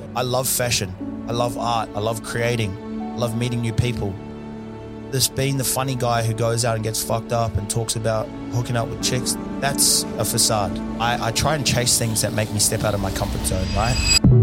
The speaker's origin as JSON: {"language": "English", "region": "Auckland", "country": "New Zealand", "tie": "born or raised there", "moved": "yes", "lives_now": "Perth, Australia", "said": "where I was from in South Auckland"}